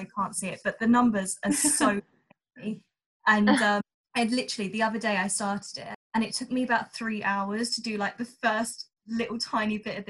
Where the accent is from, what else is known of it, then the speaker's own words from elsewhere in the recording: Southend-on-Sea, East of England, United Kingdom; I live in Southend.